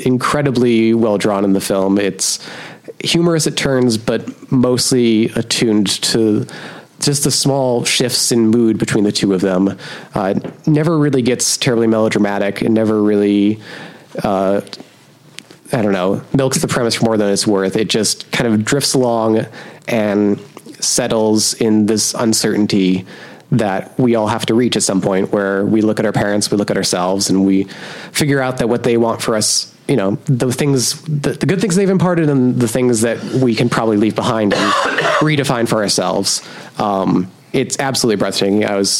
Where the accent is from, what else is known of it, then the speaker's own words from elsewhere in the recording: Portland, Oregon, United States; the outskirts of my hometown, Portland, Oregon